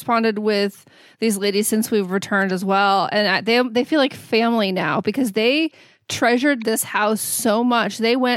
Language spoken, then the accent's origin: English; United States; being an American